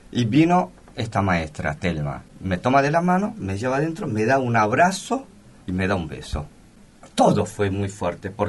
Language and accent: Spanish; Argentina; also born or lived in South Korea; parte de lo que yo soy, este coreano argentino, más argentino que coreano, es también es por culpa y responsabilidad de mis maestros y sobre todo de mi maestra de primer grado.